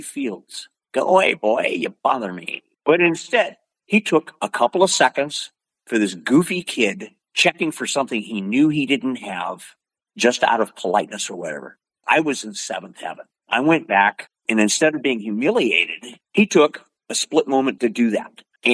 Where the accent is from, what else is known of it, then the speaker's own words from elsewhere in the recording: Oregon, United States; I'm from Oregon.